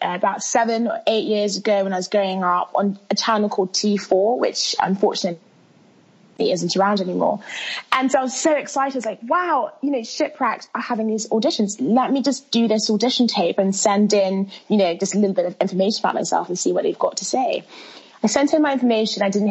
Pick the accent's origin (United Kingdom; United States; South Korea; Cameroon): United Kingdom; London; English is a second language; also born or lived in Milan, Italy; I was born in Milan. But I was raised in London town and haven't left